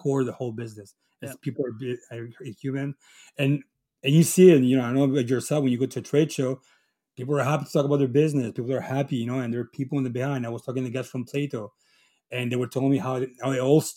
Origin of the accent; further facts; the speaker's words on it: Chile; also born or lived in Italy (ancestry); now in Quebec, Canada; I'm from Chile. I'm a Chileno from Italy.